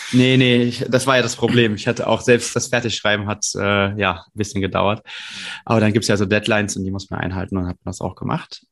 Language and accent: German; Brühl, North Rhine-Westphalia, Germany; ich komme aus Brühl, muss ich dazu sagen, das ist ja gar nicht so weit weg äh, von Köln